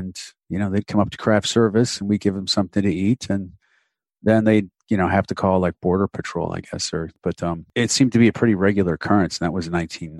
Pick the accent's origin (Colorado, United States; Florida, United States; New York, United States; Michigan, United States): New York, United States; I'm from New York State